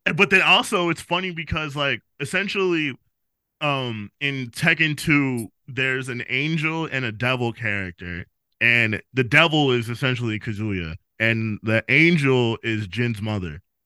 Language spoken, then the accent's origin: English; New York City, New York, United States; I was born in the Bronx and I'm from the Bronx